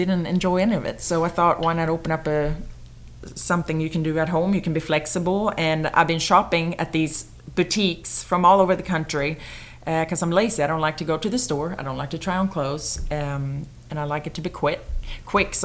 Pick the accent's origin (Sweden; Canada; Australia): Sweden; English is a second language; moved away as an adult; also born or lived in Mississippi, United States; now in Atlanta, United States; I am original from Sweden, if you haven't figured out from my strange accent